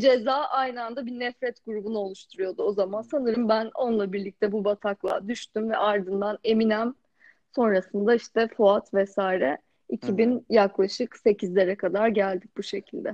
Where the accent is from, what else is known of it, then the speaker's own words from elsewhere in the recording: Rize Province, Turkey; Zaten Rize gibi bir yerde doğmuşum